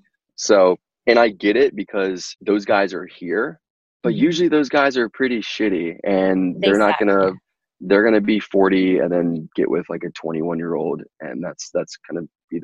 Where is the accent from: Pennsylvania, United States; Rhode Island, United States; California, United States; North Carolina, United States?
North Carolina, United States; I grew up in North Carolina